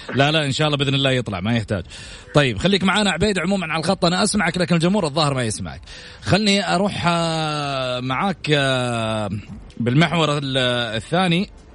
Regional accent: Saudi Arabia; نفتخر فيها كسعوديين

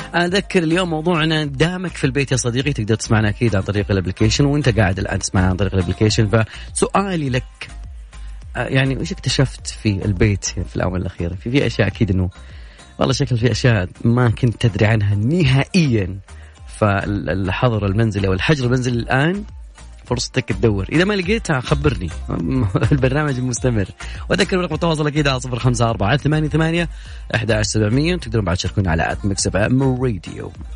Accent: Saudi Arabia; عندنا في المملكة العربية السعودية

